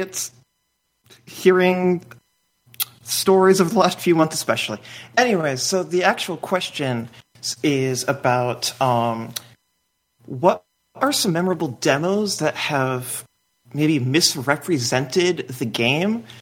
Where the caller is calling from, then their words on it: Madison, Wisconsin, United States; calling from Madison, Wisconsin